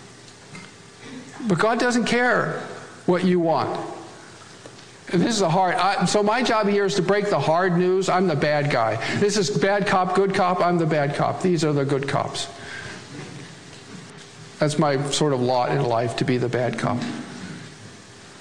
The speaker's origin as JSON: {"language": "English", "region": "Great Plains", "country": "United States", "said": "every Swedish pietist's home all across the plains where I'm from"}